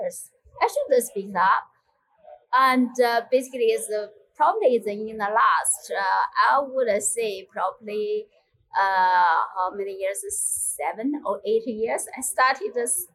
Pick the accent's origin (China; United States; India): China; moved away as an adult; now in United Kingdom; I grew up in China